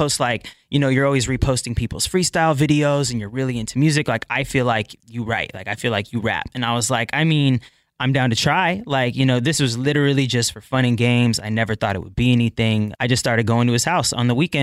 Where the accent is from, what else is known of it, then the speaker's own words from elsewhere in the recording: Bremerton, Washington, United States; also born or lived in Port Orchard, Washington / Kent, Washington / Seattle, Washington; I was born in Bremerton. So that's here in Washington.